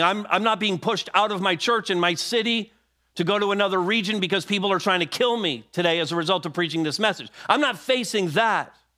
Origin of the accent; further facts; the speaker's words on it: Montreal, Quebec, Canada; moved away; my hometown of Montreal